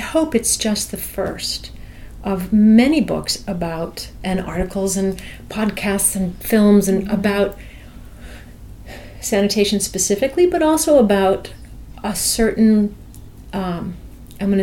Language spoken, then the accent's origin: English; New York City, New York, United States; born or raised there